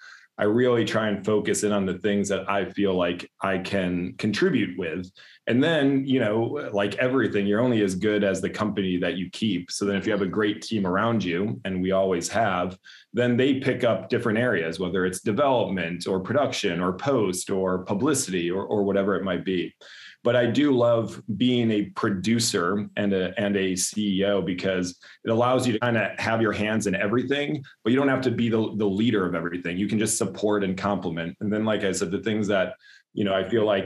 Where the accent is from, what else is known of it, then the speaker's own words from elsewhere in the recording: Ann Arbor, Michigan, United States; moved away; I'm from Ann Arbor, Michigan, originally